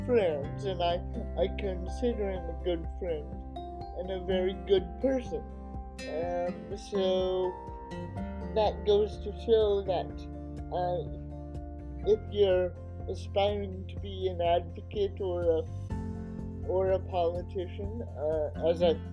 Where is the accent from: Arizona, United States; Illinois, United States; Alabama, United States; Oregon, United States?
Oregon, United States; a 9-year-old kid growing up in Oregon